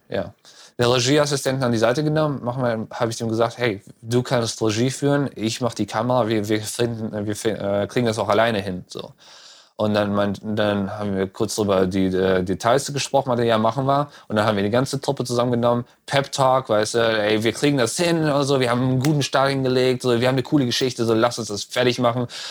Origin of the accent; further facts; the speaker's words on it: North Rhine-Westphalia, Germany; moved away as an adult; also born or lived in Düsseldorf / Cologne / Berlin / Frankfurt; now in Los Angeles, United States; Äh, ich komme aus Düsseldorf. Ich bin in Hahn geboren.